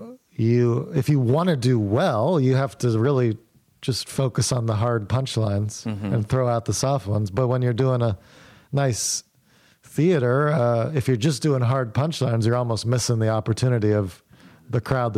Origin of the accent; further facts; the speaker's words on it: Morgantown, West Virginia, United States; moved away as an adult; also born or lived in Davidson, North Carolina; I grew up in Morgantown, West Virginia.